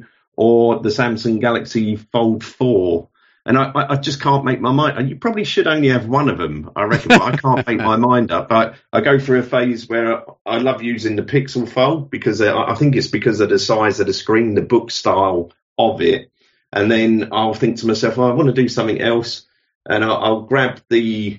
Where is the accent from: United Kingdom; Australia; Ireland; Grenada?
United Kingdom; London; moved away as an adult; now in King's Lynn, United Kingdom; But as you could probably tell, I wasn't born here. I was born in London originally, and we moved about 20 years ago now. So we moved out of London. I'm 55 now.